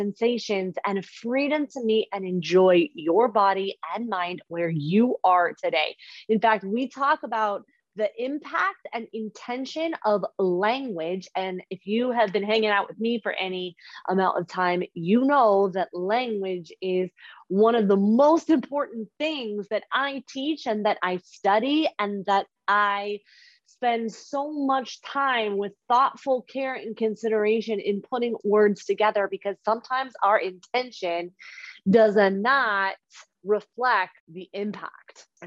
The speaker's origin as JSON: {"language": "English", "town": "Mountain View", "region": "California", "country": "United States", "also_born_or_lived": "San Francisco", "moved": "as an adult", "lives_now": "New York, United States", "said": "I actually lived in San Francisco. I'm from the Bay Area. I'm from Mountain View."}